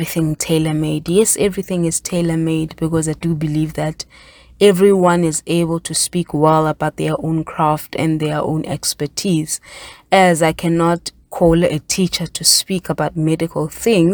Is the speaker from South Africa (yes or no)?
yes; South Africa; myself as a South African woman